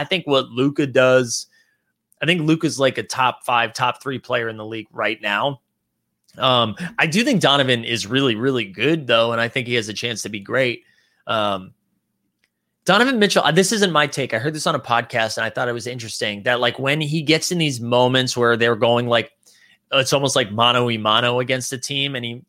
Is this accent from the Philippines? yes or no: yes; Philippines; As a Filipino, I wasn't for the Jordan Clarkson slander from last night's stream.